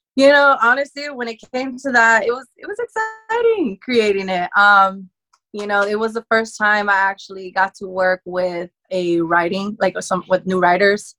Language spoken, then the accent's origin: English; California, United States; born or raised there